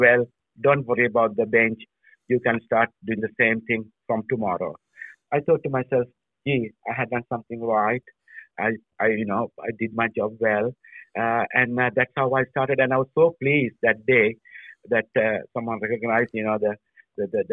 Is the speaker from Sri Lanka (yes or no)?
yes; Sri Lanka; moved away as an adult; also born or lived in Europe; now in Australia; I was born in Sri Lanka. I was studied in Sri Lanka